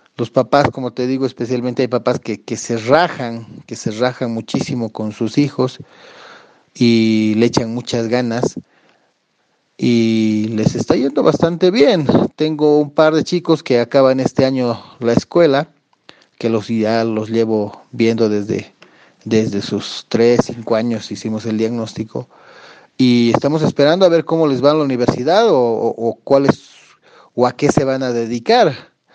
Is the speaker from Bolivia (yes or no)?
yes; Bolivia; yo ya llevo casi 12, 13 años ah, ejerciendo aquí en mi país